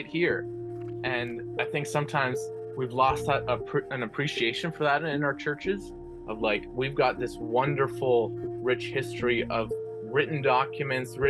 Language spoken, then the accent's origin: English; Brampton, Ontario, Canada; I was born and raised in Brampton, Ontario